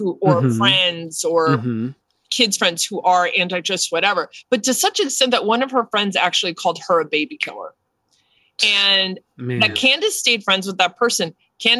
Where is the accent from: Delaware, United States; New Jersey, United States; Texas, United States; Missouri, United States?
New Jersey, United States; growing up in New Jersey